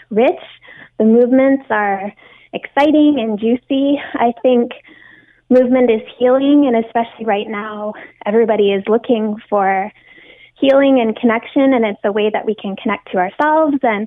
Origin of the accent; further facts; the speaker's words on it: Hamilton, Ontario, Canada; moved away as an adult; also born or lived in Asia; My hometown is Hamilton.